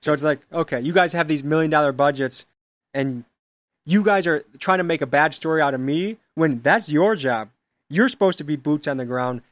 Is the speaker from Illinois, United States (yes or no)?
yes; Crystal Lake, Illinois, United States; moved away as an adult; now in Milwaukee, United States; I grew up in Illinois